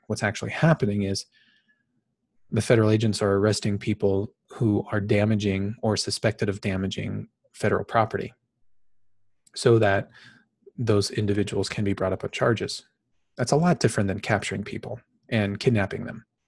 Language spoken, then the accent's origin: English; Phoenix, Arizona, United States; I was born and raised in Phoenix, Arizona. I currently live here in the valley in Phoenix